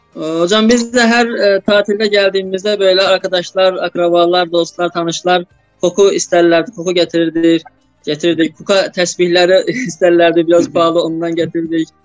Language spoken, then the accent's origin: Turkish; Qabala, Qabala District, Azerbaijan; also born or lived in Bursa, Turkey / Istanbul, Turkey; ben de Azerbaycanlıyım, Kabale şehrinden.